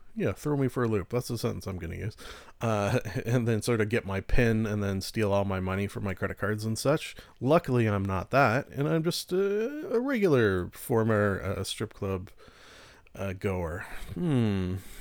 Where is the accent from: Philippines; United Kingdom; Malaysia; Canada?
Canada; I am Canadian